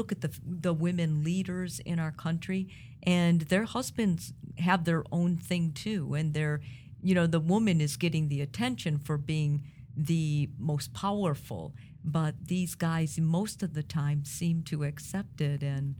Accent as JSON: {"language": "English", "country": "Italy"}